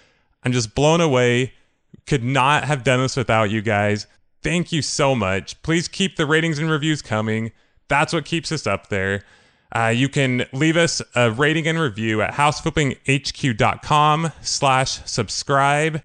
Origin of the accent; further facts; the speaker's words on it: California, United States; I'm from California